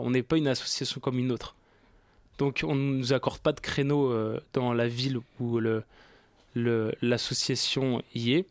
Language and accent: French; Paris, Île-de-France, France; Je suis euh, d'origine parisienne, j'ai grandi ici, j'ai. Voilà quoi, je suis de Paris.